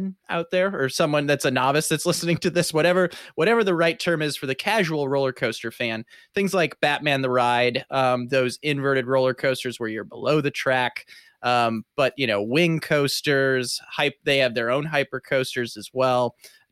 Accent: Midwest, United States; growing up in the Midwest

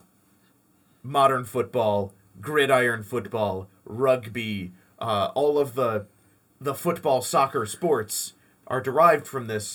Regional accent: Detroit, Michigan, United States; We're from Detroit.

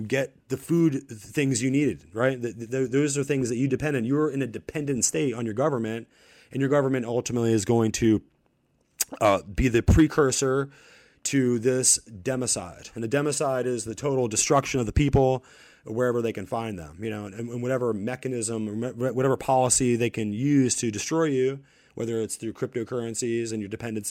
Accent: United States; I'm just from America

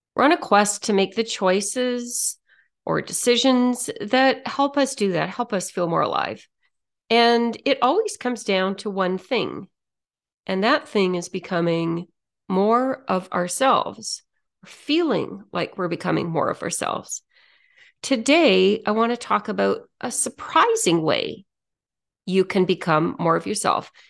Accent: Saskatoon, Saskatchewan, Canada; I grew up in Saskatchewan

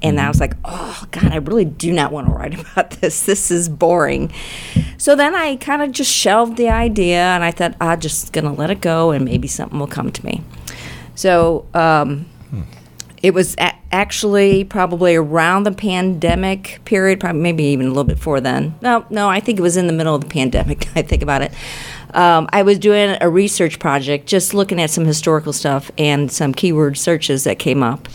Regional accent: St. Louis, Missouri, United States; I grew up in Baden in North City

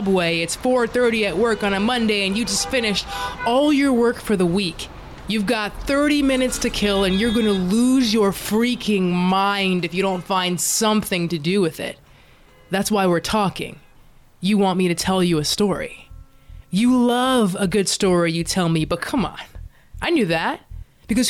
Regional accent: Dallas, Texas, United States; now in Los Angeles, United States; I was born and raised in Dallas, Texas, but I live in LA now

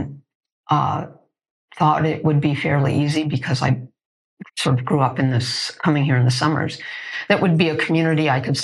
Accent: Chicago, Illinois, United States; moved away as an adult; now in Los Angeles, United States; Growing up in Hyde Park

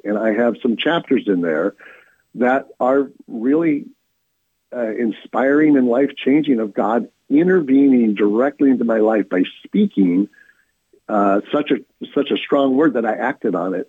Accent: North County, California, United States; also born or lived in Steubenville, Ohio; I had grown up in North County

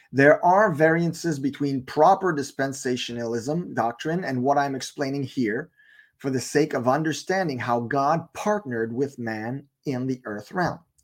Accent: Canada; I live in Canada. I'm Canadian

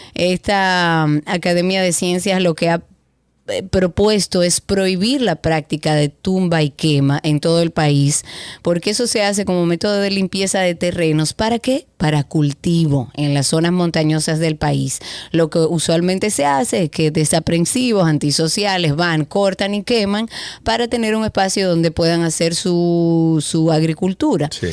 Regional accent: Dominican Republic; nuestro orgullo de ser dominicano

